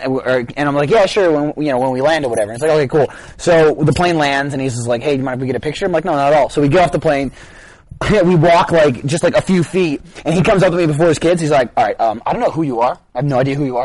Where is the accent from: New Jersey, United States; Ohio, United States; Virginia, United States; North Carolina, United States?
New Jersey, United States; moved away; I'm from Jersey